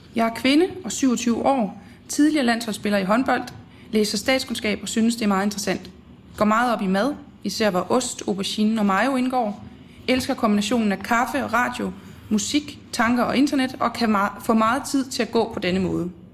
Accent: Horsens, Central Denmark Region, Denmark; Jeg er fra Horsens egnen

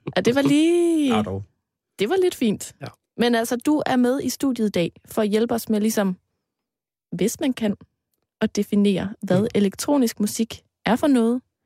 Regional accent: Aarhus, Central Denmark Region, Denmark; moved away; dengang jeg boede hjemme i Aarhus

